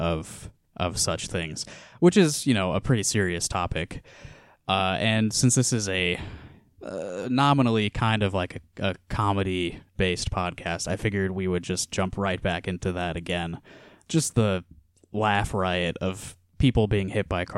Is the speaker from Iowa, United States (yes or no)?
yes; Iowa, United States